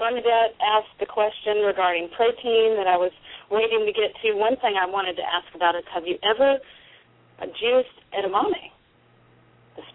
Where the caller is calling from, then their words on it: South Carolina, United States; I'm calling from South Carolina.